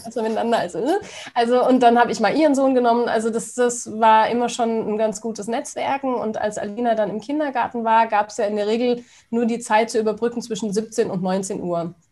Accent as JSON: {"language": "German", "area": "Stuttgart area", "region": "Baden-Württemberg", "country": "Germany", "moved": "yes", "lives_now": "Königstein im Taunus, Germany", "said": "Stuttgart, ne? ich komme ja aus der Ecke da unten"}